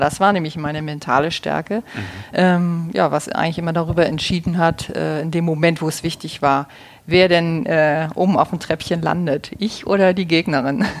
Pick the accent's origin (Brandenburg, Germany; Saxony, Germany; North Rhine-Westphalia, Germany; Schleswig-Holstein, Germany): Schleswig-Holstein, Germany; Kiel; moved away as an adult; also born or lived in Leverkusen; ich komme aus Kiel